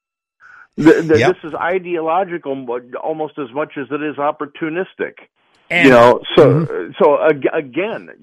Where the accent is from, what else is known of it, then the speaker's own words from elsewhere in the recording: Chicago, Illinois, United States; I'm from Chicago